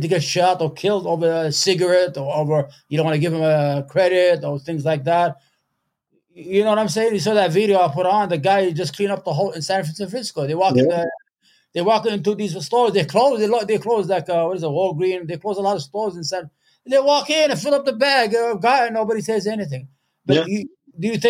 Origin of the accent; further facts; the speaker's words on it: Yemen; now in upstate New York, United States; I'm from Yemen.